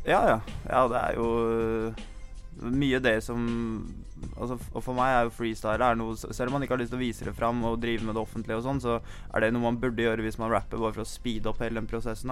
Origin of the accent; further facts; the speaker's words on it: Sørumsand, Akershus, Norway; Men jeg kom jo fra Sørumsand òg